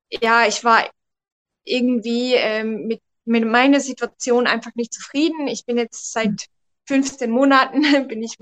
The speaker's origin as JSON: {"language": "German", "country": "Switzerland", "said": "ich komme aus der Schweiz."}